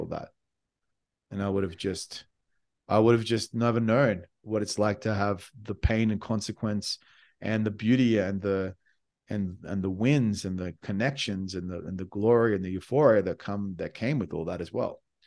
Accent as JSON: {"language": "English", "country": "Australia", "said": "I came from Australia"}